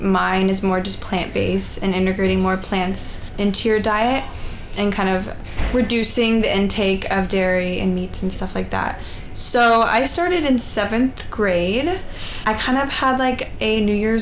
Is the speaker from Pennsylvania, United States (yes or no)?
no; Seattle, Washington, United States; I'm from Seattle.